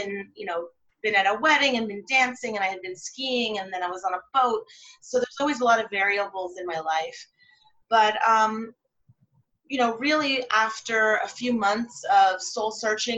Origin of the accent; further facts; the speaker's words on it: California, United States; also born or lived in London, England / Canada; I'm Canadian from California, and I grew up for 6 years in London, England, and then I grew up most of the rest of my life in California.